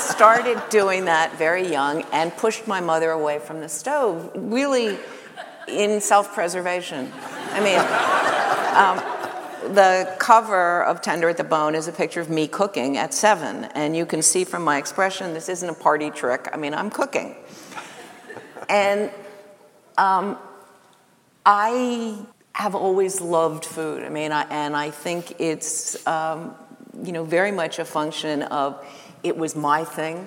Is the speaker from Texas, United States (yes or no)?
no; New York City, New York, United States; I grew up in Greenwich Village